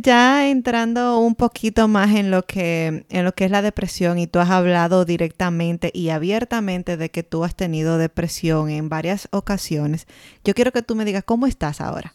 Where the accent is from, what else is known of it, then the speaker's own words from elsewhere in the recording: Dominican Republic; moved away; nosotros salimos de RD, pero RD no ha salido de nosotros